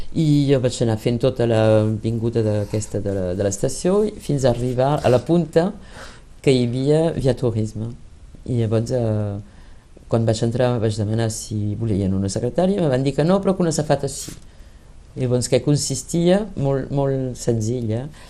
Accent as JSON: {"language": "Catalan", "town": "Lyon", "region": "Auvergne-Rhône-Alpes", "country": "France", "tie": "born or raised there", "first_language": "Catalan", "said": "havia nascut a, a Lió."}